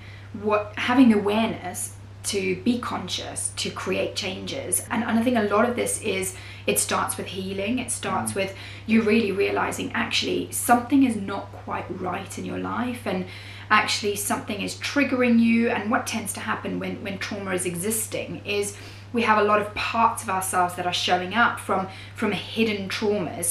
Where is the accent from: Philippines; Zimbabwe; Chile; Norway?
Zimbabwe; moved away as an adult; now in United Kingdom; So I am from Zimbabwe originally and I'm Greek, and I grew up there for most of my life and then moved to the UK when I was at the age of 20